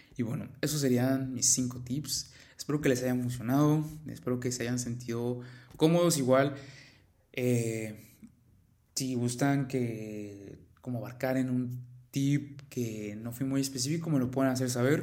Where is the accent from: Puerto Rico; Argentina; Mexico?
Mexico; yo soy de México